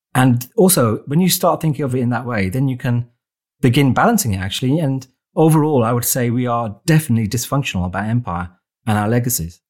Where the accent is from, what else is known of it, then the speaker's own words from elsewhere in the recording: Wolverhampton, West Midlands, United Kingdom; my hometown of Wolverhampton